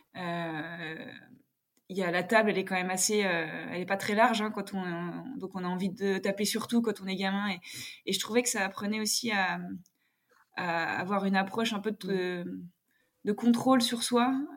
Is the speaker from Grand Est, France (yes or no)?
no; Jura, Bourgogne-Franche-Comté, France; also born or lived in Paris region; je suis née en région parisienne, mais j'ai grandi dans le, dans le Jura.